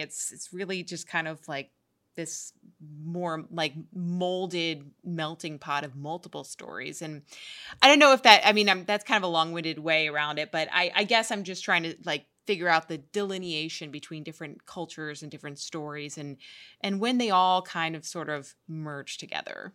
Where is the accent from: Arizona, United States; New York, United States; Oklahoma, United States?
New York, United States; I grew up in New York